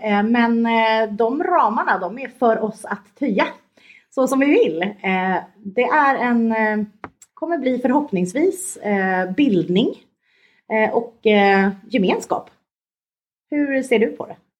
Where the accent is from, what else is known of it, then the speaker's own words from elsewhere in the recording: Stockholm, Stockholm County, Sweden; moved away as an adult; now in Skåne, Sweden; jag kom från Stockholm från början